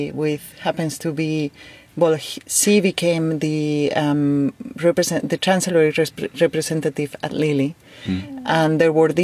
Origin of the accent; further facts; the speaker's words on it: Spain; I am from Spain